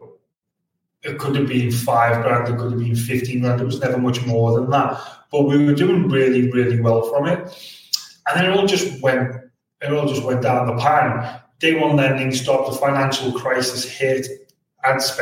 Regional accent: Liverpool, North West England, United Kingdom; I'm from Liverpool, which you can pick up from the accent.

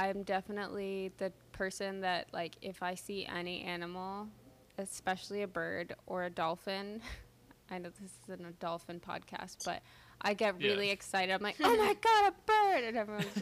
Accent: Florida, United States; I'm from Florida

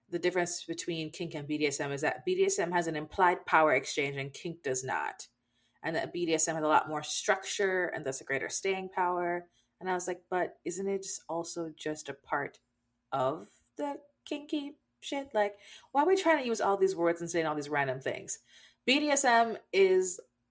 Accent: Jamaica; we grew up in Jamaica.

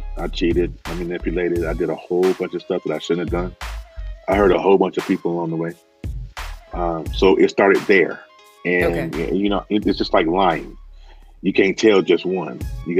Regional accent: Wadesboro, North Carolina, United States; moved away as an adult; also born or lived in Chicago, Illinois; I am from a small town in North Carolina called Wadesboro. So it's about 65 miles outside of the Queen City of Charlotte.

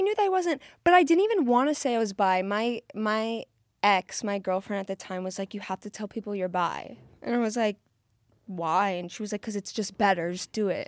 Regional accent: South Florida, United States; I'm from South Florida

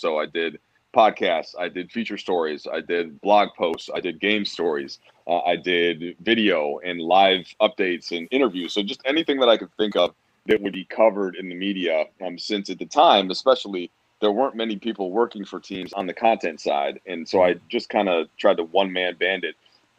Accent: Minnesota, United States; moved away as an adult; also born or lived in Illinois; And then I grew up in Minnesota

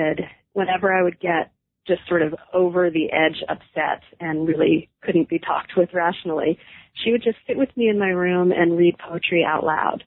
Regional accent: Newton, Massachusetts, United States; also born or lived in Brookline, Massachusetts / New York City / Greece; now in Western Massachusetts, United States; I grew up in the Boston area, first in Brookline and then in Newton

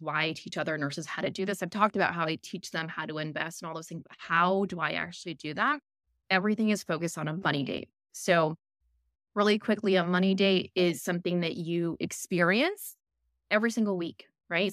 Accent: Chicago, Illinois, United States; moved away as an adult; also born or lived in Philippines; now in Australia; I'm from Chicago. I grew up in Chicago.

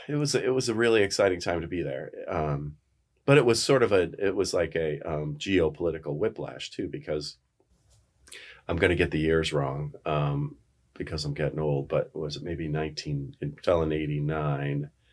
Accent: Norwich, New York, United States; moved away as an adult; also born or lived in Rochester, New York; now in Lexington, Virginia, United States; I'm from Rochester, New York, or I'm originally from a little town called Norwich

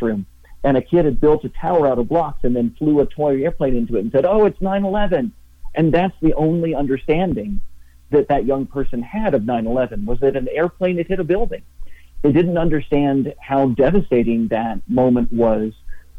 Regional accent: Knoxville, Tennessee, United States; I grew up in Knoxville, Tennessee, and was living and working in Tennessee on September 11th, 2001

